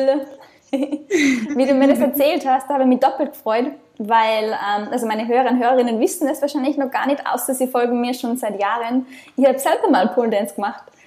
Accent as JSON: {"language": "German", "country": "Austria", "moved": "yes", "said": "ich komme ursprünglich aus Österreich"}